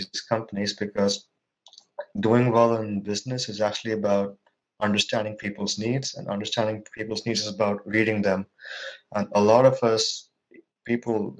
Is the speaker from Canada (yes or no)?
no; India; moved away as an adult; now in Norway; I'm from India. I was born in India. I moved to Norway about 3 or 4 years ago